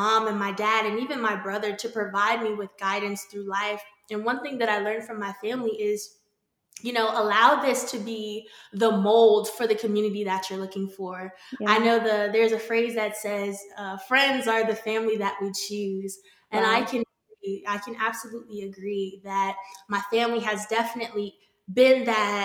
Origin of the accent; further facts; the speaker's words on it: Northern Virginia, United States; born and raised in Virginia, Northern Virginia, for anyone that's not really familiar with the area, just a few minutes outside of Washington, D.C.